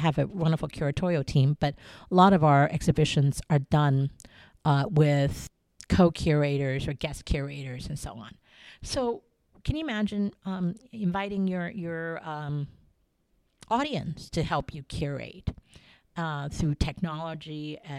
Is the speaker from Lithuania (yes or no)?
no; Taiwan; I go back to my childhood growing up in Taiwan with a palace museum in my backyard.